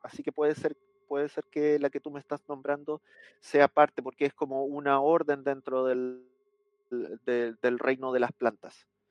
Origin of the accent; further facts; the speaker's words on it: Chile; acá en mi país, en el sur de Chile